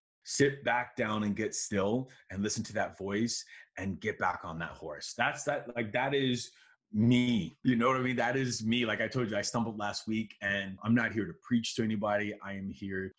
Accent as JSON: {"language": "English", "town": "Miami", "region": "Florida", "country": "United States", "tie": "born or raised there", "also_born_or_lived": "Chicago", "said": "I grew up in Miami, but I was born in Chicago and all my family's there."}